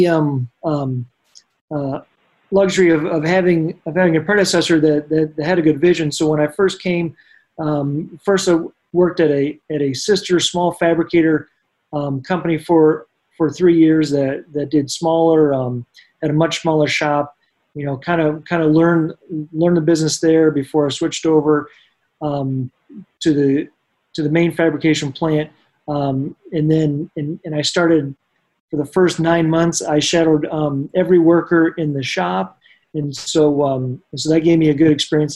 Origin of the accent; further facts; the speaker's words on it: Vermont, United States; moved away as an adult; also born or lived in Fort Wayne, Indiana; now in Indianapolis, United States; I spent most of my years growing up in Vermont